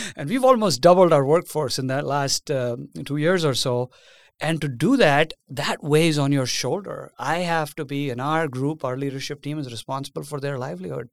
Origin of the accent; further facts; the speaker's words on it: India; moved away as an adult; now in United States; I was born and raised in India